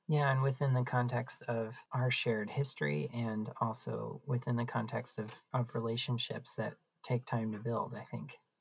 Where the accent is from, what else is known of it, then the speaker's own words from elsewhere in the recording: Green Bay, Wisconsin, United States; I live in Green Bay. I'm, I was born and raised here in Green Bay